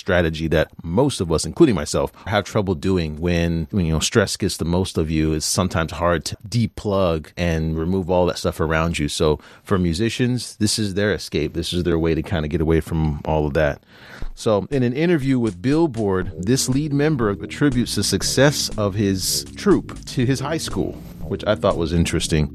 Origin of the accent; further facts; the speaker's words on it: United States; we're from the United States